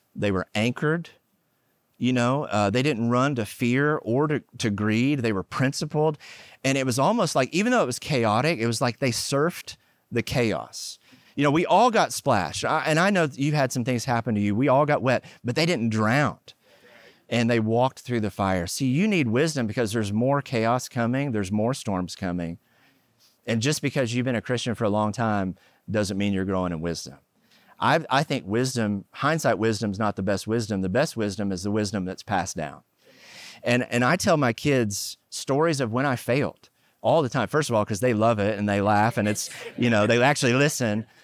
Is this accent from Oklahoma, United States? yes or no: yes; Oklahoma, United States; moved away; also born or lived in California; I grew up in Oklahoma, and we were poor